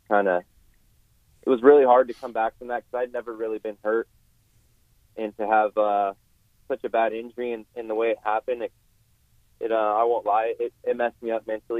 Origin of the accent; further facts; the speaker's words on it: West Coast, United States; I mean, I'm from the West Coast, but I seem to do better when the tracks are more rutted up